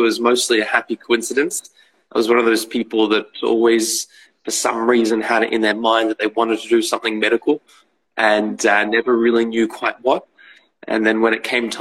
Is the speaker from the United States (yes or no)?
no; Melbourne, Victoria, Australia; I grew up in Melbourne, Australia